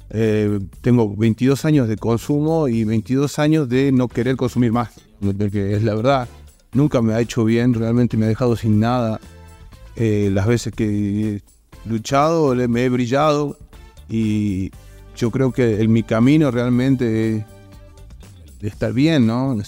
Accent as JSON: {"language": "Spanish", "region": "Salta", "country": "Argentina", "said": "bueno, tengo 35 años, soy acá de Salta"}